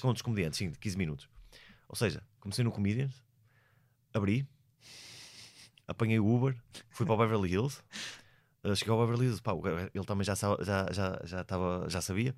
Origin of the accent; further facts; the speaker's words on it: Portugal; eu sou português